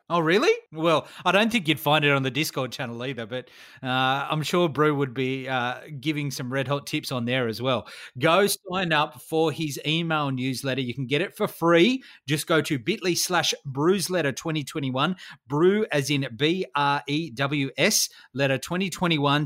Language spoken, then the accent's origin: English; Australia; I'm an Aussie.